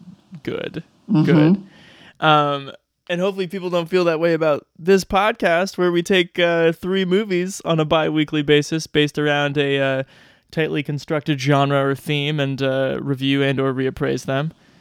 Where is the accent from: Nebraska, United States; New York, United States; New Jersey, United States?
Nebraska, United States; Omaha; moved away; I am coming to you from my parents' house in desolate, desolate West Omaha.